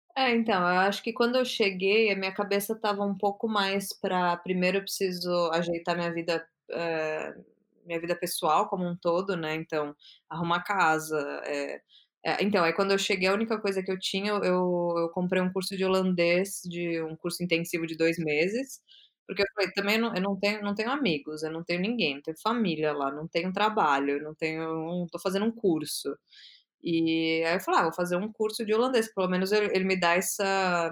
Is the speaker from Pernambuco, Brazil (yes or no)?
no; São Paulo, Brazil; moved away as an adult; now in Amsterdam, Netherlands; eu sou de São Paulo, e eu morei a vida inteira em São Paulo